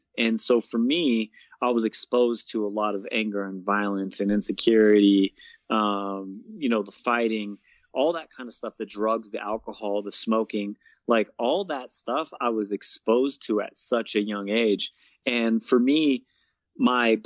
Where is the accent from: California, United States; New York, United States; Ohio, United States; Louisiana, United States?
California, United States; Bay Area, Northern; moved away as an adult; now in Colorado Springs, United States; I grew up in Northern California